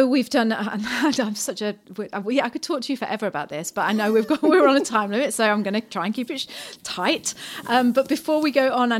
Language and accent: English; Bath, South West England, United Kingdom; moved away as an adult; now in New Zealand; I came from Bath and in Somerset